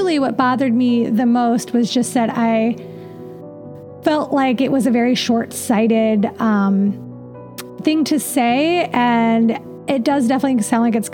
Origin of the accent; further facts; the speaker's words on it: near Cedar Point, Ohio, United States; I grew up near Cedar Point, which is the largest amusement park in the world